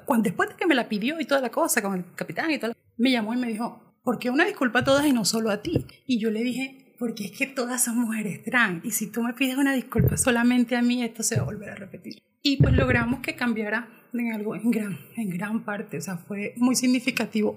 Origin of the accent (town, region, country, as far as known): Colombia